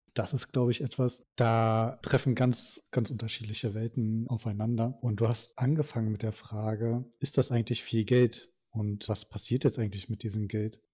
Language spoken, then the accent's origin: German; Germany; wir als Deutsche